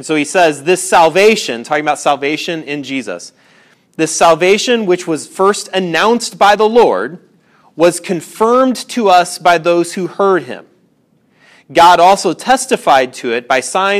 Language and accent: English; Indiana, United States; I grew up in Indiana, a lot of industry where I grew up.